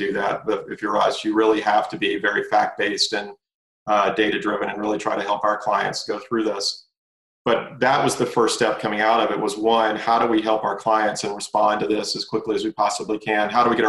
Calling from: Atlanta, Georgia, United States; I am tuning in from Atlanta, and I'm very happy to be tuning in from Atlanta.

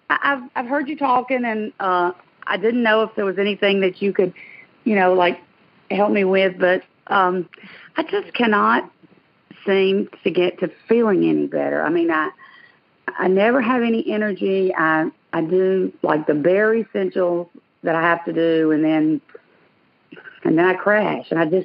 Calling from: Dothan, Alabama, United States; I'm calling from Dothan.

